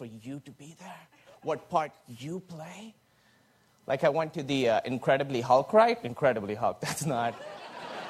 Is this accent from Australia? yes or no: no; Pakistan; moved away; I grew up in Pakistan